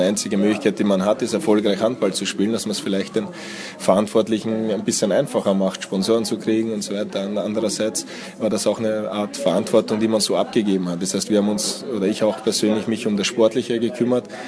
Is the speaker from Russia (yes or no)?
no; Austria; German is a second language; moved away as an adult; also born or lived in Hungary; now in Germany; ich bin in Österreich irgendwie, irgendwie aufgewachsen, lebe aber jetzt auch schon seit 15 Jahren in Deutschland